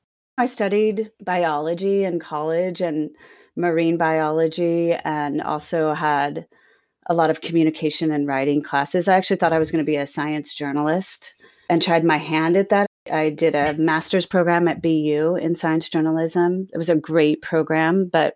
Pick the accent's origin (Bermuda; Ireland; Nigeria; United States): Bermuda; my mother was born and raised in Bermuda. I'm Bermudian, and I moved back there after college and after grad school